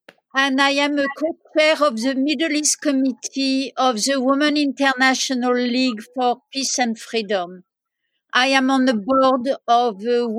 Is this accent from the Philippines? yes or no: no; France; moved away; also born or lived in Berkeley; I was raised in France. And I traveled in Morocco, in England, and I became an activist in Berkeley